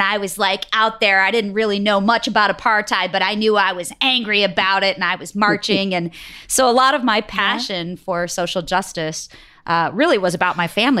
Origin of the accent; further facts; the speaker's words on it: Detroit, Michigan, United States; also born or lived in Bangalore, India; So I grew up in Detroit, and so it was in state for me.